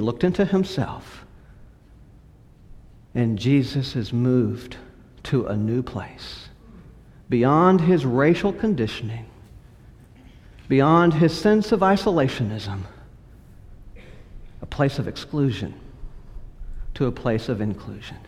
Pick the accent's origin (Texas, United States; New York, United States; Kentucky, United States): Texas, United States; West; also born or lived in California / Lubbock, Texas; now in Houston, United States; I grew up in partly in West Texas, where my family was, some in California